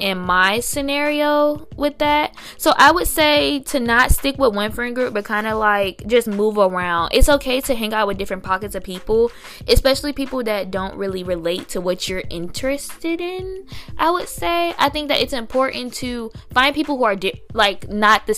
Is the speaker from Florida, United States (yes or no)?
yes; Tallahassee, Florida, United States; accent: sounds like from Alabama; moved away as an adult; also born or lived in Washington, D.C.; I'm from Tallahassee, Florida, and there aren't any really, like, other role models in our community